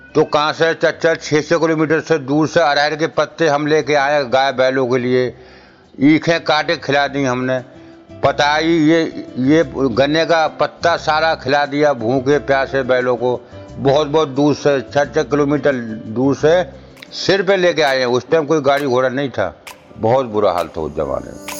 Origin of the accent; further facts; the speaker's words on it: India; moved away as an adult; now in Delhi, India; ग्राम दघारी के रहने वाले हैं डिस्ट्रिक्ट जिला बधाइयों के